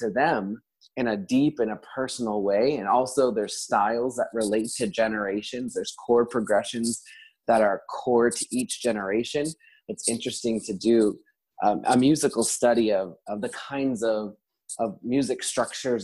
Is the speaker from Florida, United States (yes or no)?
yes; South Florida, United States; moved away as an adult; now in New Jersey, United States; I am originally from South Florida, but moved up to New Jersey to work at Christian Missions in Many Lands in 2013